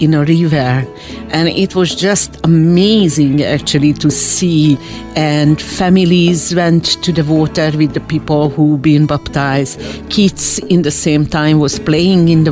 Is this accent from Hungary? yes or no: yes; Hungary; first language Hungarian; English is a second language; moved away as an adult; also born or lived in Brisbane, Australia / Melbourne, Australia; I'm originally from Hungary. I grew up in Hungary, so I speak Hungarian language.